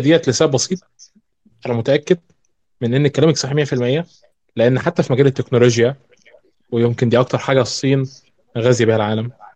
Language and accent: Arabic; Egypt; من مصر